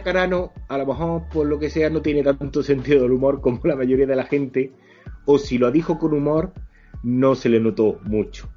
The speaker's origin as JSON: {"language": "Spanish", "country": "Spain", "said": "somos mm, españoles"}